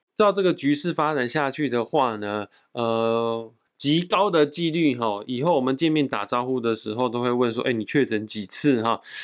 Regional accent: Taiwan; 我们台湾人

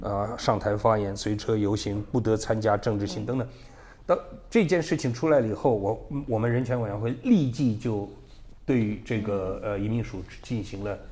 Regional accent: Beijing, China; moved away as an adult; now in Taiwan; 虽然北京出生，北京长大，但我对于自己是维吾尔人的那个，那个，那部分自豪感一直是很强烈的

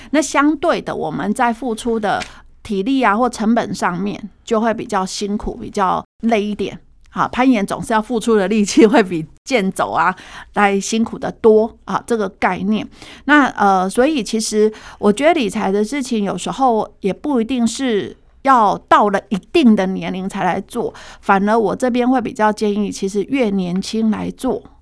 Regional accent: Taiwan; 其实平均现在目前我们台湾人大概是平均被照顾的

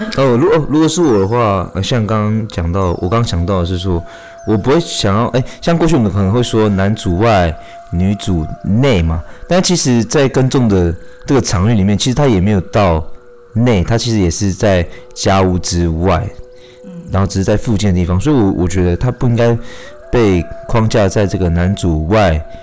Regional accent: Shuiyuan Village, Hualien County, Taiwan; 那我是来自水源村的泰鲁格族

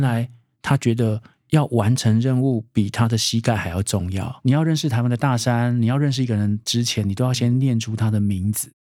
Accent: Taipei, Taiwan; 我们是台北人

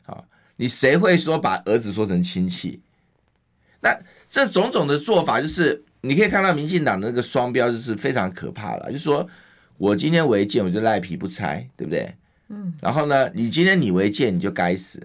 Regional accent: Hualien County, Taiwan; moved away; 我在花莲出生的

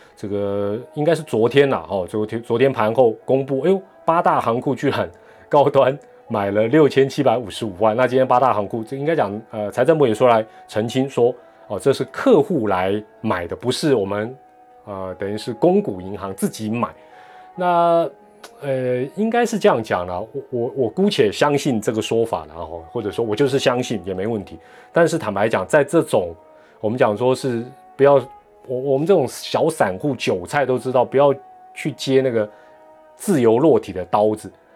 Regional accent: Taiwan; 泡面都是我们台湾人第一个会去这个抢买的商品

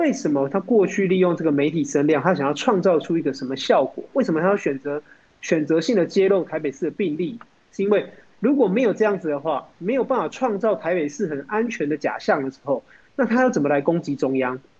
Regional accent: Taoyuan, Taiwan; 然后因为我是桃园人嘛，哈，当然为桃园的经验来讲的讲

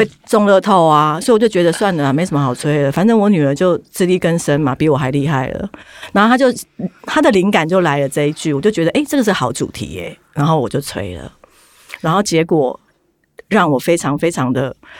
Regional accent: Taipei, Taiwan; 我从那个台北来的。

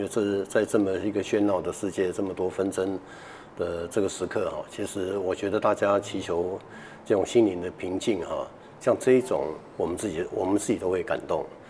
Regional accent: Keelung, Taiwan; 我们是基隆人

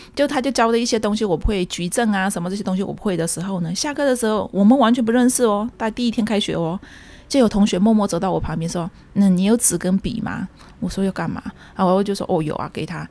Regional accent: Shan State, Myanmar; accent: Kokang; moved away as an adult; also born or lived in Yunnan (ancestry); now in Taipei, Taiwan; 我是华侨，我缅甸出生，来台湾念大学这样

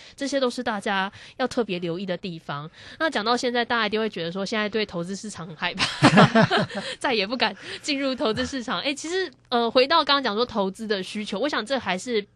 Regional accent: Taiwan; 我们台湾人很爱买的那些

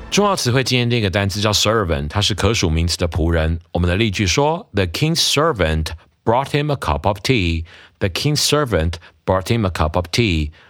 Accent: Taiwan; 我们台湾人的母亲节习俗

